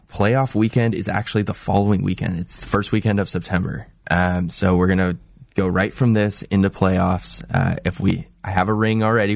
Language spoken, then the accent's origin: English; Los Angeles, California, United States; moved away as an adult; now in Salem, United States; I'm from Los Angeles